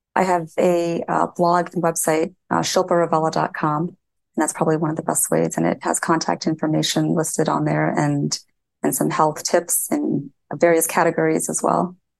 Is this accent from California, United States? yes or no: no; Indiana, United States; So I grew up in Indiana, in a small town in Indiana